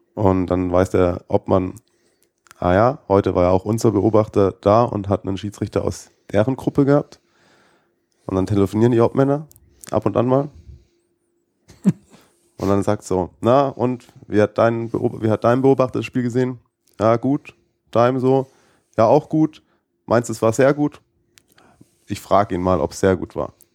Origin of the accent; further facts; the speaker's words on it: Baden-Württemberg, Germany; moved away as an adult; now in Munich, Germany; ich komme ja ursprünglich aus Baden-Württemberg